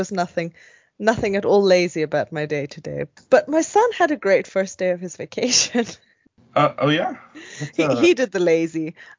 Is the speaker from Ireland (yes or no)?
no; South Africa; moved away as an adult; now in Sweden; I grew up in South Africa